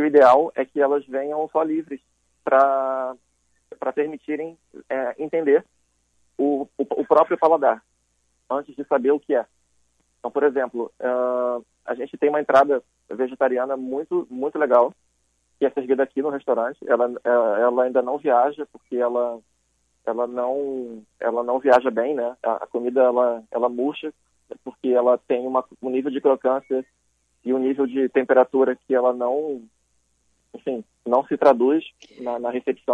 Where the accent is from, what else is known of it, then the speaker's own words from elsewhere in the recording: Rio de Janeiro, Brazil; moved away as an adult; Eu sou carioca, é, nascido em Botafogo, criado na Zona Sul